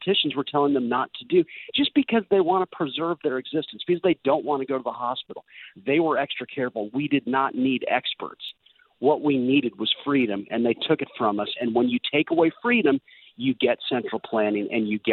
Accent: United States; so embarrassing to me as an American

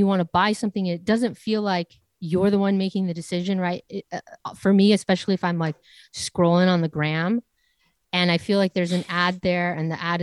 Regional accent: 20 miles south of Los Angeles, Southern California, United States; growing up in Southern California, 20 miles south of a major city, Los Angeles

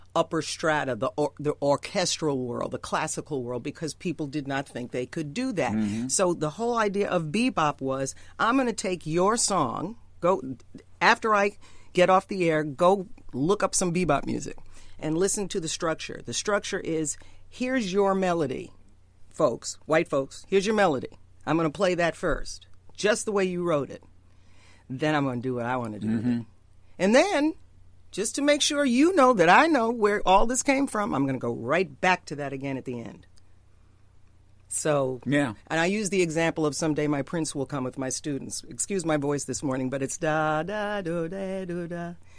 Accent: New York, United States; I grew up in New York. If you get me mad enough, I talk like Trump

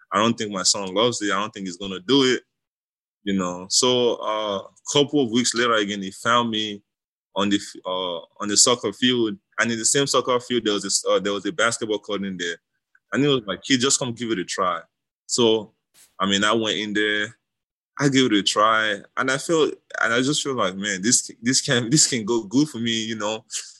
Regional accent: Nigeria; now in United States; growing up in Nigeria

